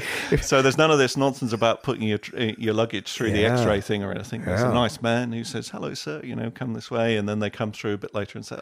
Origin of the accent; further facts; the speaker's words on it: Taunton, South West England, United Kingdom; moved away as an adult; also born or lived in North London; So I wasn't brought up in Essex. I was born in North London, brought up in Taunton in Somerset.